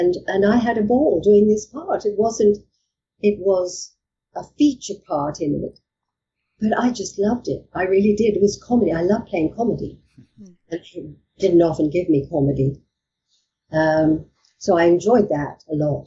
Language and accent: English; Australia; moved away as an adult; also born or lived in England; now in United Kingdom; I'm Australian